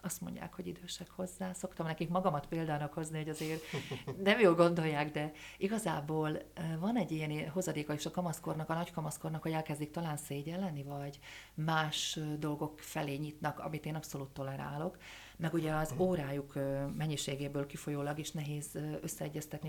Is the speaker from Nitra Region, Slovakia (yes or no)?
no; Dunajská Streda, Trnava Region, Slovakia; also born or lived in Prešov, Slovakia; valóban a Szerdahely az én szülővárosom, de eperjesen éltem le a, a fiatal éveimet